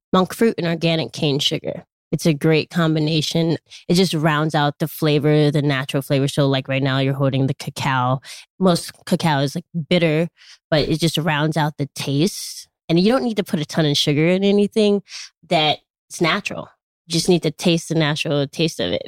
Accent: Chicago, Illinois, United States; I grew up in Chicago, Illinois.

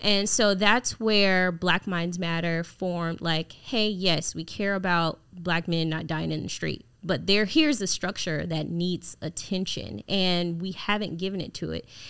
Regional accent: Jacksonville, Florida, United States; I grew up in Jacksonville, Florida, in the inner city

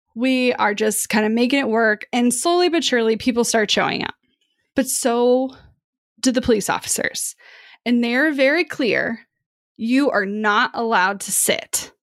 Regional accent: Kansas City, Missouri, United States; Kansas City where I grew up

